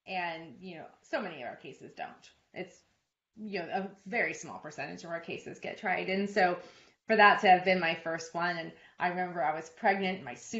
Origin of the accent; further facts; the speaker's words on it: California, United States; moved away as an adult; also born or lived in Oregon / Connecticut / New York / Sydney, Australia; now in Alpharetta, United States; I'm originally from California, born and raised in the same house till I left for college.